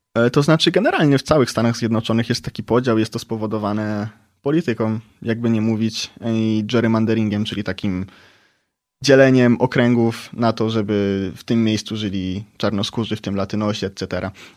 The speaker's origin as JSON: {"language": "Polish", "country": "Poland", "also_born_or_lived": "San Bernardino, United States"}